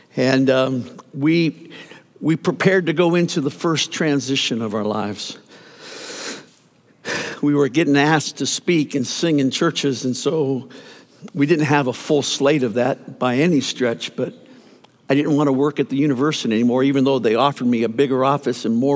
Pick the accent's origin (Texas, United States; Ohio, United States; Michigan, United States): Ohio, United States; Youngstown; also born or lived in Wooster, Ohio / Ashland, Ohio; my hometown of Youngstown, Ohio